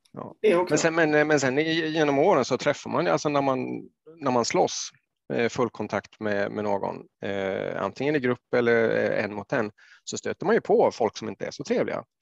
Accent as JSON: {"language": "Swedish", "town": "Jönköping", "region": "Jönköping County", "country": "Sweden", "tie": "born or raised there", "said": "i Jönköping där jag växte upp"}